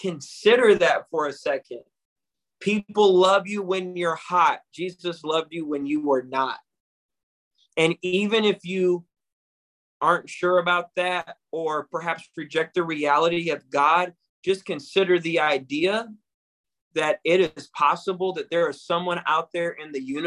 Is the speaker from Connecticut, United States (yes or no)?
no; Battle Creek, Michigan, United States; I'm from Battle Creek, Michigan, a city that is known as a factory town